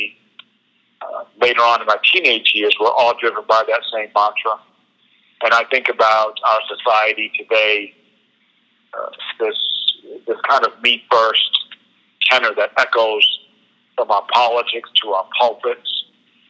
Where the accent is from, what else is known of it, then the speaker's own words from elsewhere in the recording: New Bedford, Massachusetts, United States; my hometown of New Bedford, Massachusetts